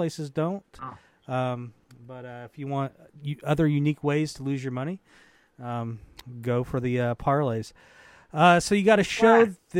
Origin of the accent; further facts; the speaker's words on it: Cleveland, Ohio, United States; a fellow Clevelander.